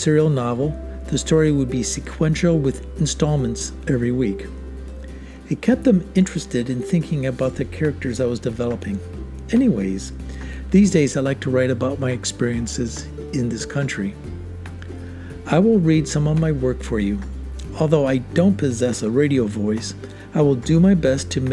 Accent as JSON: {"language": "English", "country": "United States", "also_born_or_lived": "Malaysia / Singapore / China / Australia", "moved": "as an adult", "lives_now": "Makati, Philippines", "said": "I'm an American living in the Philippines, Makati to be exact"}